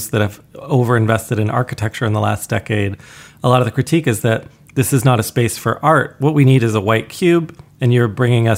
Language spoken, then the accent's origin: English; Canada; we did go to the National Gallery quite often as a child growing up in Canada. That's our like big gallery in our capital in Ottawa